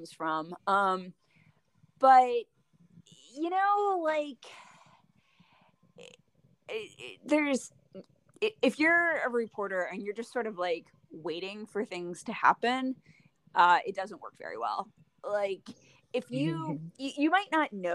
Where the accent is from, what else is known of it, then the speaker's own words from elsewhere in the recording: Delaware, United States; moved away as an adult; also born or lived in Clovis, New Mexico; now in Chicago, United States; I grew up in Delaware, and I worked for my high school newspaper